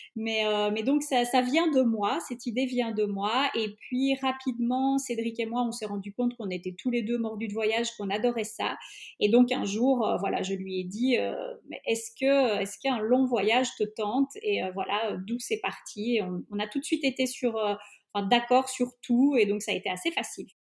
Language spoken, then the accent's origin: French; Belgium; je suis belge mais d'origine hongroise, mon papa est hongrois